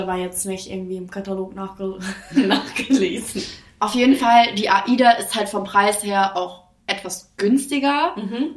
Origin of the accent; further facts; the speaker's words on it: Greece; moved away; ich komme ja aus Griechenland und ähm, wir Griechen